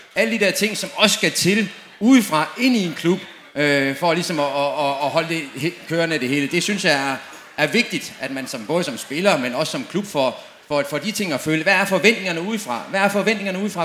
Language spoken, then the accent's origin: Danish; Dortmund, North Rhine-Westphalia, Germany; moved away; Jeg kommer selv fra Dortmund